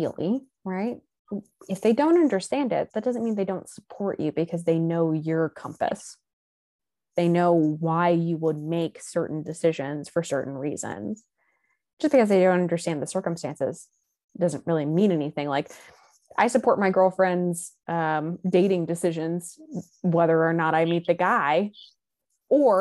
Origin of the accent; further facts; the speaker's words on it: Texas, United States; moved away; I'm from Texas.